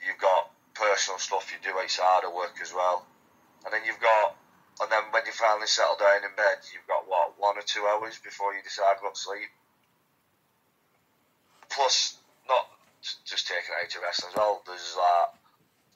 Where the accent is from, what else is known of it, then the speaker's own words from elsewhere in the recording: Wigan, North West England, United Kingdom; I'm from Wigan, which is about 20 minutes from Manchester.